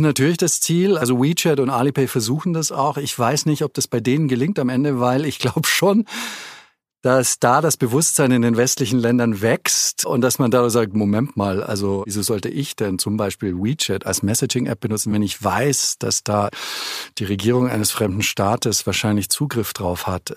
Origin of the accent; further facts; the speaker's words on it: Germany; moved away; also born or lived in Beijing, China; als Deutscher